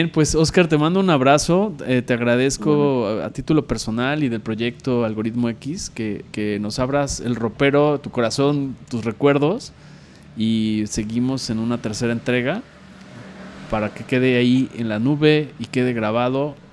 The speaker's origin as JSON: {"language": "Spanish", "town": "Coatepec", "region": "Veracruz", "country": "Mexico", "said": "Soy de Coatepec, ¿qué quieres? así es este."}